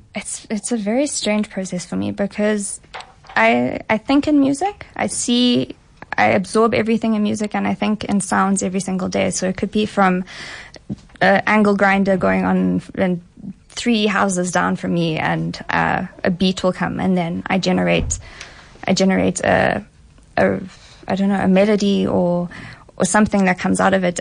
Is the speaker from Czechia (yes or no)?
no; Johannesburg, Gauteng, South Africa; also born or lived in London; born and raised in Johannesburg.